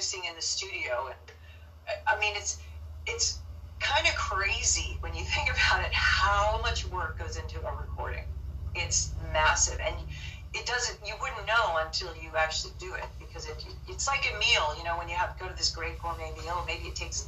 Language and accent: English; Dayton, Ohio, United States; moved away; I was born in Dayton, Ohio.